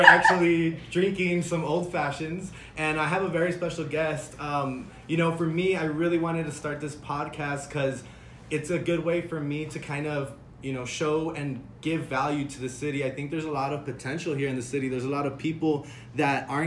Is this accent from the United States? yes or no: yes; El Paso, Texas, United States; I grew up in the Lower Valley